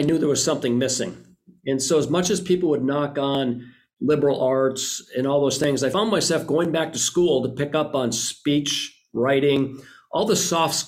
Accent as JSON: {"language": "English", "town": "Green Bay", "region": "Wisconsin", "country": "United States", "tie": "born or raised there", "moved": "yes", "said": "I grew up right outside of Green Bay, graduated high school from there"}